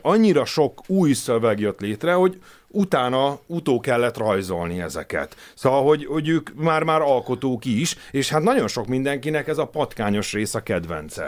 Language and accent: Hungarian; Hungary; én magyarként